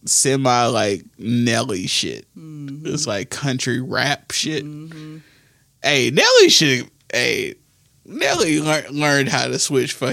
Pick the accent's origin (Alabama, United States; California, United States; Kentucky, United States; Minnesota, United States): Alabama, United States; New Market; We grew up in Newmarket, Alabama